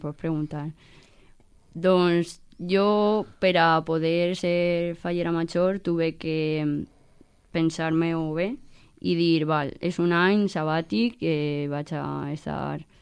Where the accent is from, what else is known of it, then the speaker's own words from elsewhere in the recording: Manises, Valencian Community, Spain; jo volia estar amb la meva gent i en, en el meu poble i viure les coses des de des d'ací